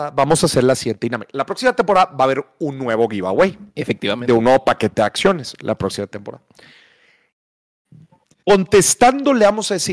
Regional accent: Minatitlán, Veracruz, Mexico; now in Monterrey, Mexico; soy de Veracruz, soy de Veracruz. Igual que mi mamá

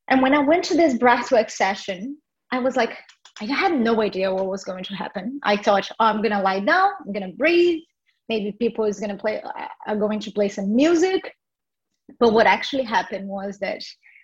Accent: Brazil; I was born in Brazil

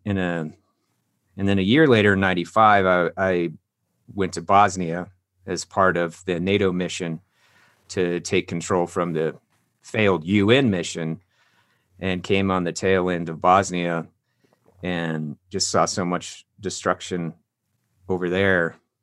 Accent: Longmont, Colorado, United States; moved away as an adult; also born or lived in Wheat Ridge, Colorado / Arvada, Colorado; I was born in Wheat Ridge, Colorado. Then we, I grew up in Arvada until I was five, then moved to Longmont. And then that's, uh, where I graduated high school

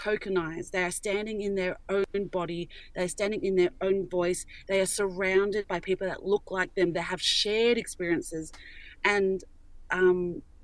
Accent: Australia; we're Australian.

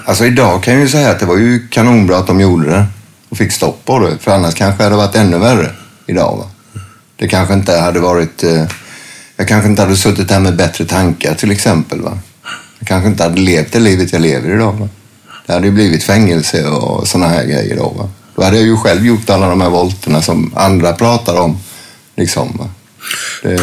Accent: a small town near Värnamo, Jönköping County, Sweden; moved away as an adult; also born or lived in Gothenburg; när jag flyttade tillbaks ner hit, så började jag med att flytta till en liten håla som heter Marieholm utanför Värnamo.

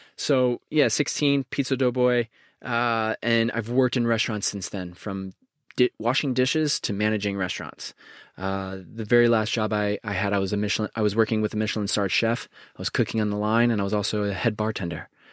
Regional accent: Connecticut, United States; growing up in Connecticut, there's a small, small little town called Bethlehem

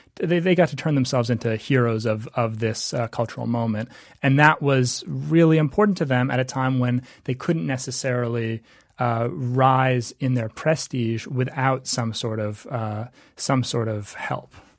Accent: Canada; moved away; I was from Canada

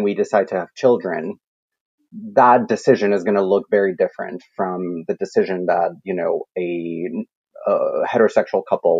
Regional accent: Colombia; moved away; I grew up in Colombia

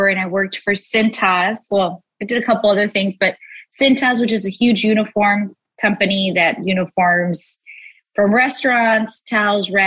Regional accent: South Gate, California, United States; also born or lived in Los Angeles, California; And then I moved around a little bit, ended up in Southgate. And that's where I mostly grew up, was raised in Southgate

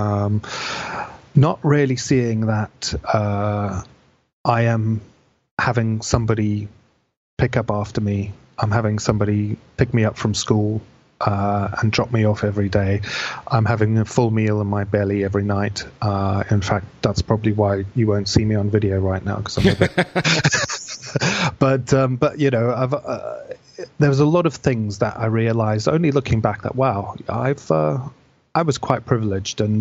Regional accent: Zimbabwe; born there; I was born in Zimbabwe uh, to British father and an Italian mother who'd basically immigrated out there. I was born in the late seventies

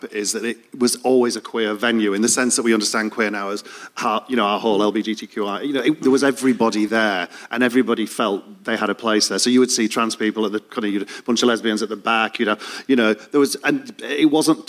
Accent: Leeds, Yorkshire and the Humber, United Kingdom; moved away as an adult; now in London, United Kingdom; I came from Leeds and I came out as a three-year-old.

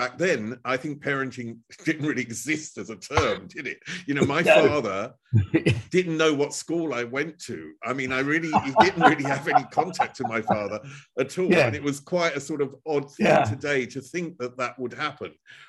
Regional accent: Chelmsford, East of England, United Kingdom; You're from South London. I'm from Chelmsford, which is northeast of London.

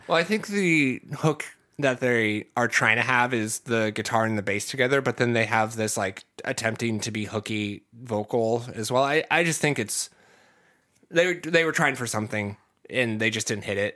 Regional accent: Ohio, United States; I'm from the Midwest, um, I'm from Ohio

